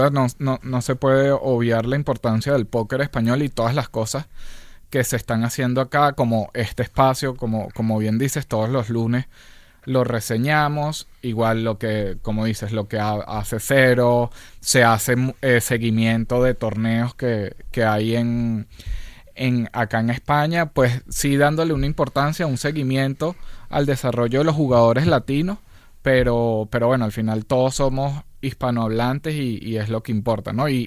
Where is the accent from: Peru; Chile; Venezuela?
Venezuela; moved away; also born or lived in Mexico; Este, soy, bueno, de Venezuela. Pasé ocho años en México